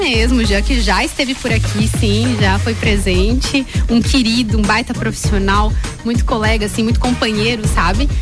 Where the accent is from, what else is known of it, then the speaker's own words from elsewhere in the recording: São José do Cerrito, Santa Catarina, Brazil; moved away; sou serrana, sim senhor, nasci lá em São José do Cerrito, tenho muito orgulho das minhas origens